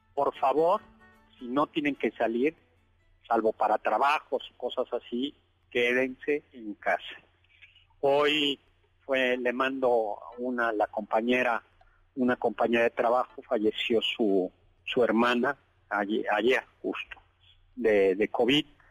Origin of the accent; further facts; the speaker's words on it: Chilangos, Mexico City, Mexico; los chilangos tenemos devoción por el pavimento